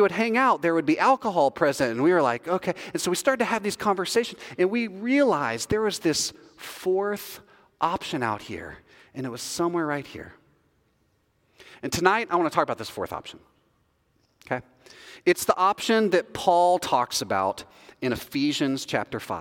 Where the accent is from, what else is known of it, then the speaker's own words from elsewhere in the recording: the South, United States; moved away as an adult; we're from the South